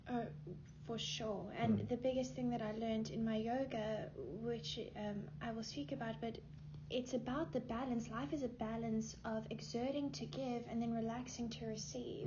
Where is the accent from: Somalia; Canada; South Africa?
South Africa; moved away as an adult; now in Los Angeles, United States; I am originally from South Africa. I um, moved here when I was 18, yeah, between 18 and 19